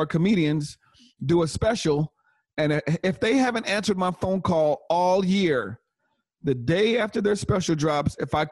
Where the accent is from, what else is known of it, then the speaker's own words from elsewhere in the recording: Inglewood, California, United States; I'm from Inglewood